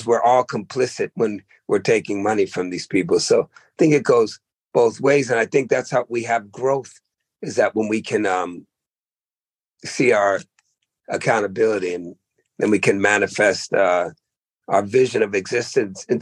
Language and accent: English; the Berkshires, Massachusetts, United States; moved away; also born or lived in Oakland, California; I was born in Massachusetts, you know, and, you know, that town I was born, the Berkshires, was probably the whitest place in the world. And I went from there to the blackest place in the world, Oakland